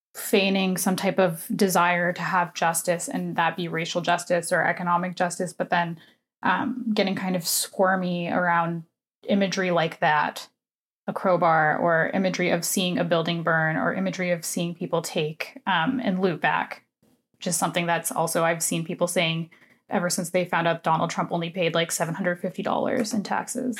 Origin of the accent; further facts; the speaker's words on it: United States; now in Canada; I am an American citizen